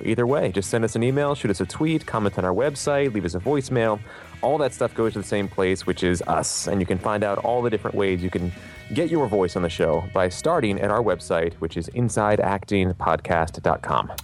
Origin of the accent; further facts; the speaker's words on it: Philadelphia, Pennsylvania, United States; I grew up in Philly.